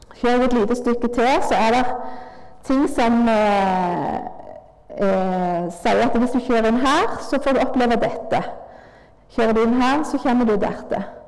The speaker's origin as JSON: {"language": "Norwegian", "town": "Nærbø", "region": "Rogaland", "country": "Norway", "tie": "born or raised there", "said": "Jeg eh, vokste opp på Tryggheim. Far, far min var vaktmester"}